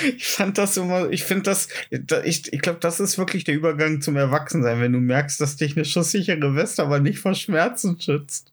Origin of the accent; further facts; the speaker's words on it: GDR, East Germany, Germany; ich bin nicht lang genug in der DDR aufgewachsen